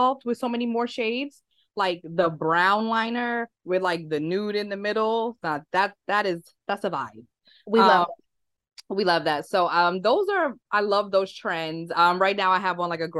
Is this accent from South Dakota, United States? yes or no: no; New York, United States; I'm like New York through and through